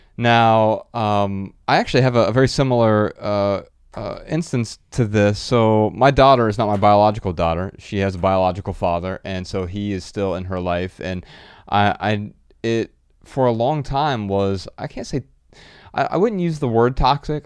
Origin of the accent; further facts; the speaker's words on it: Dayton, Ohio, United States; my hometown, Dayton, Ohio